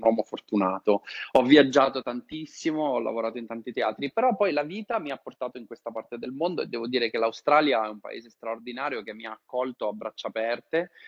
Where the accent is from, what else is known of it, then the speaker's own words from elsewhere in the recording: Italy; moved away as an adult; io sono italiano, vivo all'estero da tanti anni